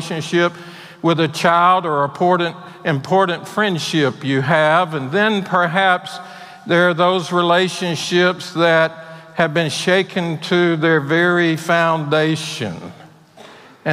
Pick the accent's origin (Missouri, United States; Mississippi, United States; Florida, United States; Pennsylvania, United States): Mississippi, United States; Mississippi Gulf Coast, United States; moved away as an adult; also born or lived in Texas; I grew up on the Mississippi Gulf Coast